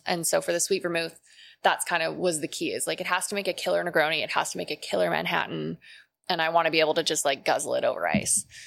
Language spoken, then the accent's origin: English; Calgary, Alberta, Canada; moved away; I'm from Calgary originally